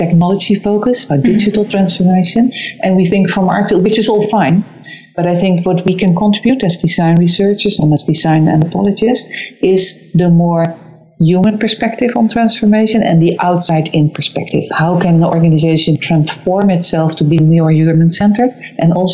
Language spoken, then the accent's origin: English; Amsterdam, North Holland, Netherlands; also born or lived in London; I'm originally from Amsterdam. That's where I am at the moment.